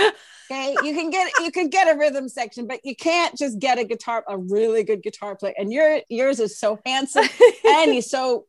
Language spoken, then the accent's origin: English; Minnesota, United States; now in Nashville, United States; I come from Minnesota and I had a 6-piece band that was rocking and rolling up there.